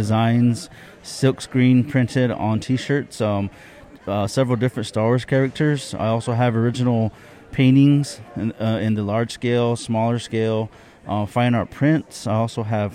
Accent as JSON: {"language": "English", "town": "Jemez Pueblo", "region": "New Mexico", "country": "United States", "said": "I'm from the Pueblo of Jemez, which is an hour outside of Albuquerque, New Mexico. And that's where I fell in love with art."}